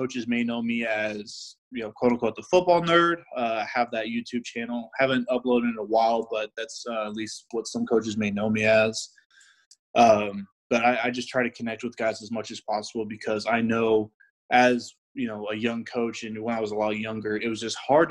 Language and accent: English; San Antonio, Texas, United States; also born or lived in Colorado Springs, Colorado; I'm from San Antonio, Texas. Was born and raised in San Antonio